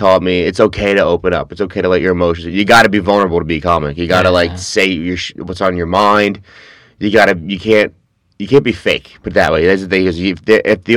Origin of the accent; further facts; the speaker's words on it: New York City, New York, United States; I'm from Queens, we're not allowed to talk about emotions in Queens